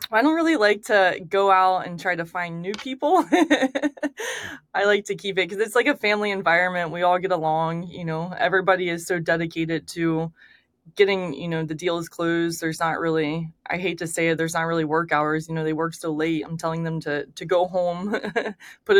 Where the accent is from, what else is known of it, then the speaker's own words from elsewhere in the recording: Daytona Beach, Florida, United States; now in Orlando, United States; I grew up in Daytona, but I moved to Orlando when I was 15